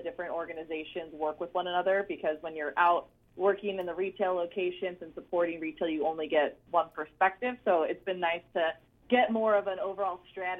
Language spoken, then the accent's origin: English; Chicago, Illinois, United States; also born or lived in Tennessee; now in Dallas, United States; I am liking Dallas. It is very hot. I'm originally from Chicago, so my time in Tennessee helped prepare me for the transition down to the true southern heat